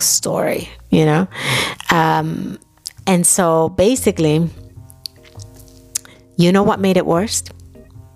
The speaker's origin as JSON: {"language": "English", "region": "New York", "country": "United States", "tie": "born or raised there", "also_born_or_lived": "Dominican Republic", "moved": "as an adult", "lives_now": "Germany", "said": "I grew up in New York"}